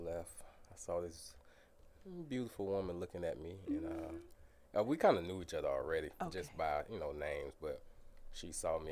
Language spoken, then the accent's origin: English; College Park, Georgia, United States; College Park, Georgia